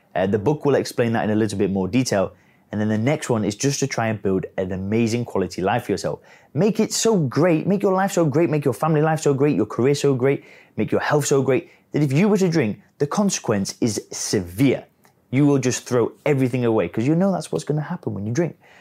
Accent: England, United Kingdom; now in Chiang Mai, Thailand; I live out here in Chiang Mai. I'm origi-, I'm originally from England

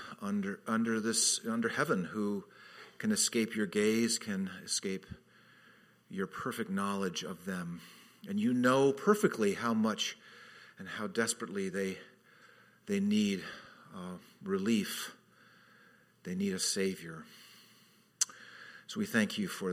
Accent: Redlands, California, United States; now in Hawaii, United States; my hometown, Redlands, which is part of this thing called the Inland Empire

